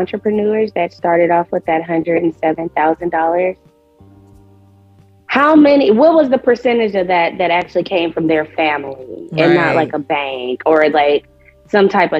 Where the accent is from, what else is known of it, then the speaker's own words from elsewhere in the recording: Detroit, Michigan, United States; I'm from Detroit